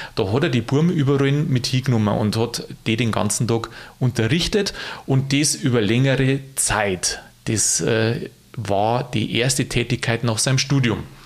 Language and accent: German; Lower Bavaria, Germany; als Niederbayer